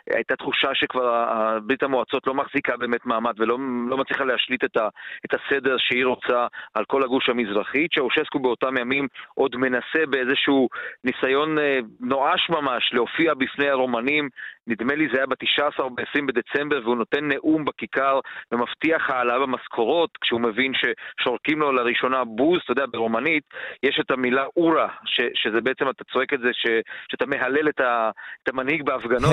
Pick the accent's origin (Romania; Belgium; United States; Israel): Romania; Baia Mare, Maramureș County; moved away; לא בעיר שבה אני גדלתי, בבעיימרה